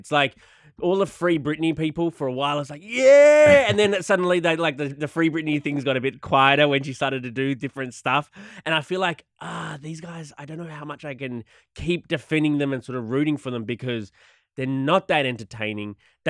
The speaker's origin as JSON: {"language": "English", "country": "Australia", "said": "Because I'm Australian."}